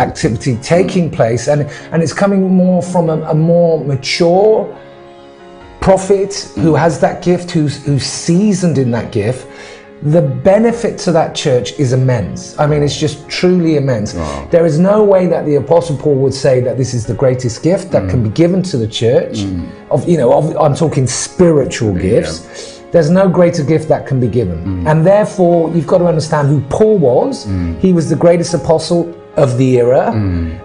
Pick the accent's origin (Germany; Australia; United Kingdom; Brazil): United Kingdom; England; moved away as an adult; also born or lived in Ghana; I'm originally from England